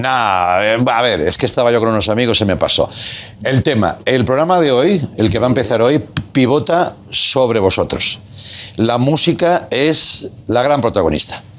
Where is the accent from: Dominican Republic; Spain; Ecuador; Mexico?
Spain; Catalonia; Yo como catalán